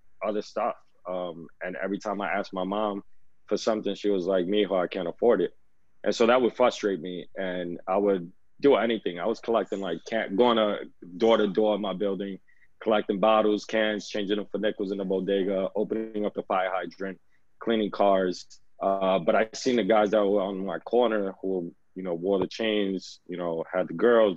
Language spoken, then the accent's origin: English; New York City, New York, United States; I was born and raised in the Lower East Side, still live here, probably gonna die here